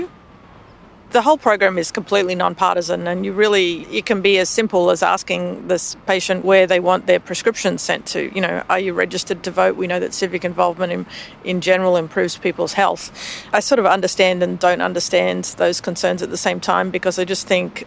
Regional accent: Australia; now in United States; you can probably tell from my voice, I'm Australian in origin

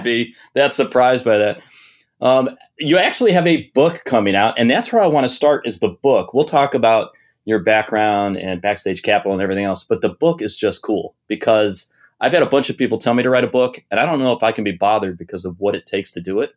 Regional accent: Detroit, Michigan, United States; I grew up in Detroit, um, in the seventies and eighties.

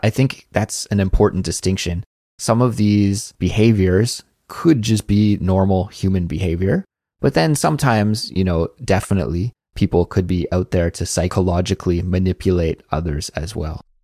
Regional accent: Canada; moved away as an adult; now in South Korea; I come from Canada

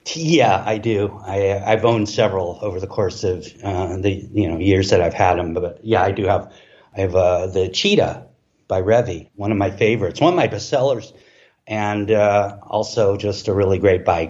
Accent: Los Angeles, California, United States; moved away as an adult; now in Playa del Carmen, Mexico; I've grown up, you know, in Los Angeles surrounded by, you know, Mexican culture

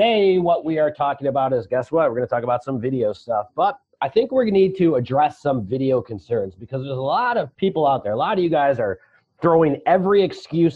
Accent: Chicago, Illinois, United States; I'm from Chicago

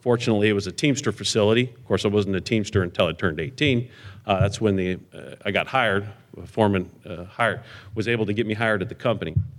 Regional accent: Southern California, United States; I am from Southern California.

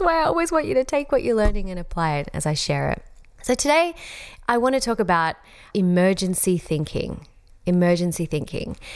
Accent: Australia; accent: Australian; my Australian accent

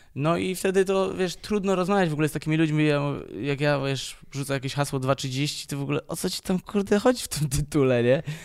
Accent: Poznań, Greater Poland, Poland; jestem z Poznania

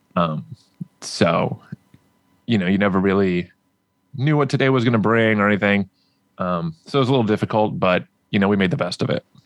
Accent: Anaheim, California, United States; I grew up in Southern California.

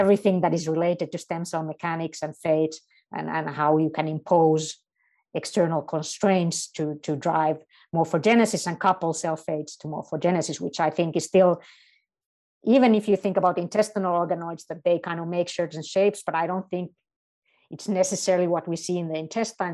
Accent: Helsinki, Uusimaa, Finland; also born or lived in Münster, Germany; I'm not only in my home country, but I'm in my home city of Helsinki, and, uh, my entire family lives here

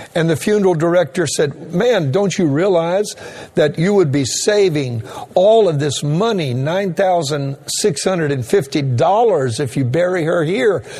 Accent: Louisiana, United States; moved away; I'm a Cajun and originally from the state of Louisiana

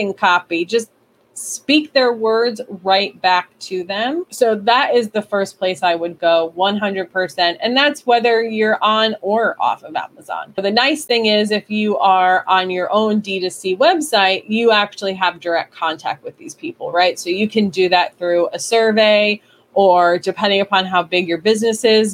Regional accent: New York, United States; I'm from New York

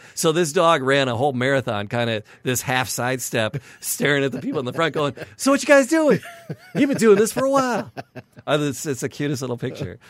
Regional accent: Midwest, United States; We're from the Midwest

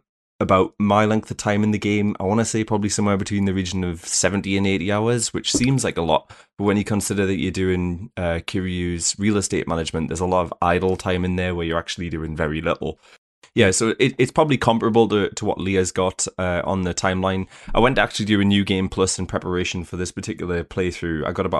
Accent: United Kingdom; how do you get into that series as a British person?

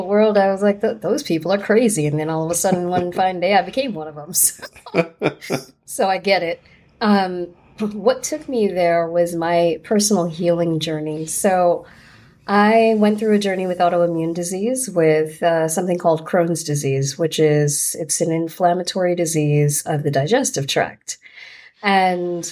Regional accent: Fair Lawn, New Jersey, United States; also born or lived in New York City; I grew up in New Jersey

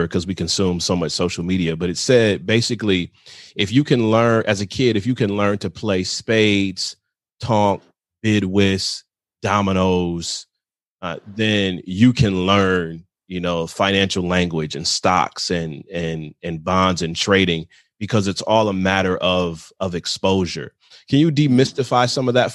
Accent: Michigan, United States; I'm a northern guy. I'm from Michigan

